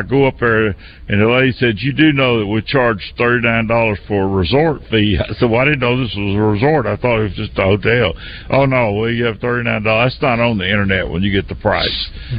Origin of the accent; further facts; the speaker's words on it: the South, United States; I was poorly and from the South